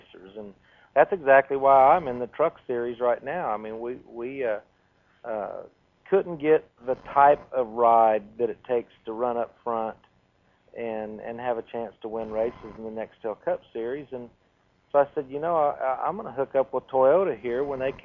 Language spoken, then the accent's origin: English; California, United States; I'm from California